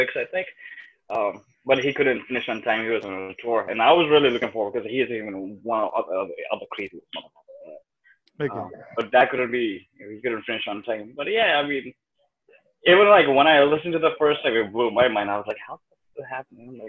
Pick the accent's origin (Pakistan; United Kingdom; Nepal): Nepal; first language Nepali; English is a second language; now in New York, United States; I happened to be born in Nepal by accident